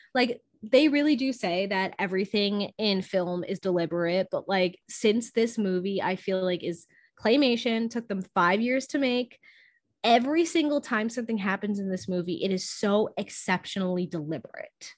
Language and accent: English; Scranton, Pennsylvania, United States; accent: Scranton; moved away; my Scranton accent